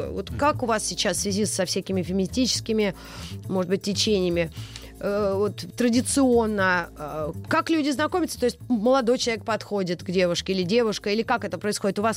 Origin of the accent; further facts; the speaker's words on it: Wallonia, Belgium; Russian is a second language; Но я же из Волонии.